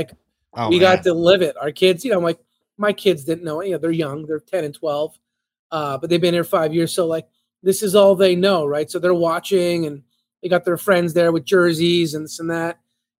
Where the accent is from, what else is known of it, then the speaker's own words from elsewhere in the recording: Canada; You know, like it's just growing up in Canada and so on.